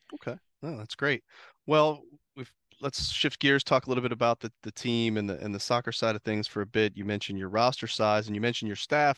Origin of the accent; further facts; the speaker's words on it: Ohio, United States; I grew up in Ohio